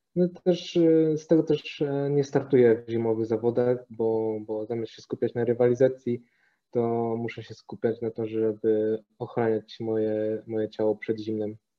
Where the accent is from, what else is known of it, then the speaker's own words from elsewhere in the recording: Toruń, Kuyavian-Pomeranian Voivodeship, Poland; moved away as an adult; also born or lived in Ostrowiec; now in Poznań, Poland; w sumie to urodziłem się w Ostrowcu, pochodzę z Torunia, a obecnie mieszkam w Poznaniu od dobrych paru lat